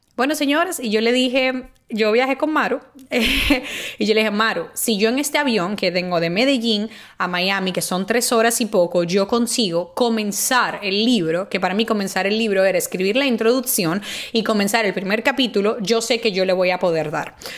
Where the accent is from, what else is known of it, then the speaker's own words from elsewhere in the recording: Dominican Republic; moved away; en mi país